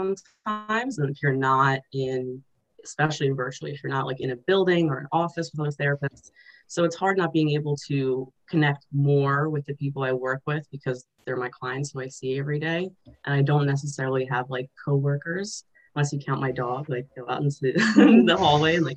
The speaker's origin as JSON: {"language": "English", "country": "Azerbaijan", "moved": "yes", "said": "I'm an immigrant or refugee, and like especially I'm from Azerbaijan, the former Soviet Union, so I speak Russian."}